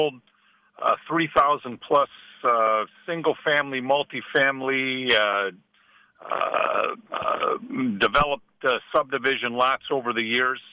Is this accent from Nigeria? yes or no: no; Midwest, United States; moved away; I'm originally from the Midwest